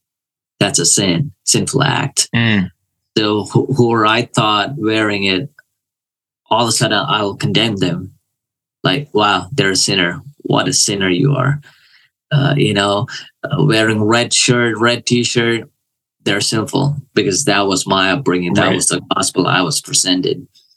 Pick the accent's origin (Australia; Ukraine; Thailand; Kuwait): Kuwait; I was born in a Christian family. So all I knew was the church. I grew up there and it was just whatever.